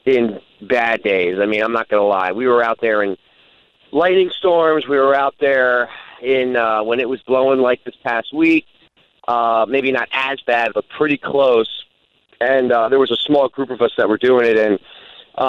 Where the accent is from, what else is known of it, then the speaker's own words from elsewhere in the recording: New Jersey, United States; moved away; I'm from New Jersey.